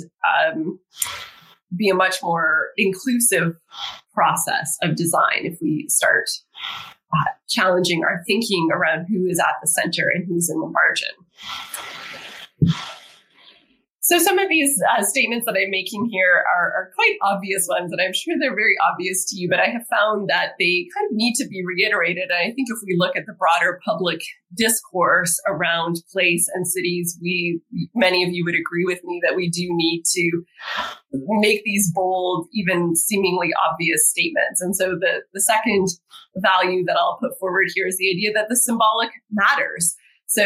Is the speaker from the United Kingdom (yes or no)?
no; Toronto, Ontario, Canada; moved away; my hometown, Toronto